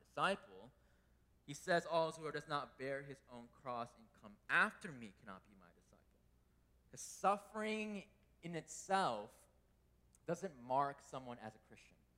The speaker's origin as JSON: {"language": "English", "country": "United States", "tie": "born or raised there", "said": "As a Korean American growing up in America"}